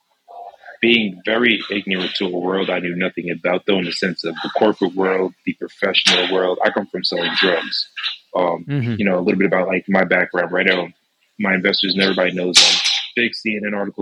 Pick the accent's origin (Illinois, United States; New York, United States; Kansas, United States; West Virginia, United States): New York, United States; Mount Vernon; I'm from Westchester County, born and raised here, grew up in Mount Vernon Hospital.